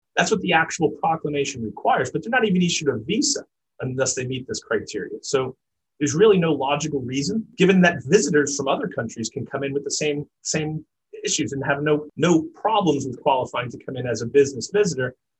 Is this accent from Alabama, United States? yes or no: no; New York City, New York, United States; I grew up in New York City